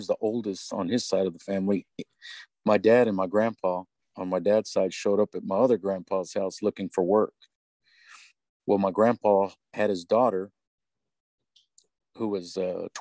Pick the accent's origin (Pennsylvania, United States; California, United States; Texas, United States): Texas, United States; Odessa; we grew up in Odessa